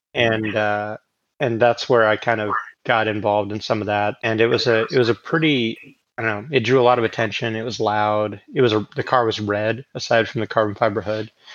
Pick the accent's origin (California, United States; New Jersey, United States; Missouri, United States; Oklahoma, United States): Oklahoma, United States; growing up in Oklahoma.